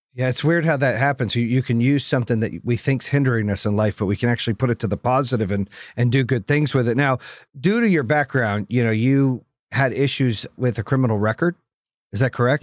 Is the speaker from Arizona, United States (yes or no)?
yes; Phoenix, Arizona, United States; growing up in Phoenix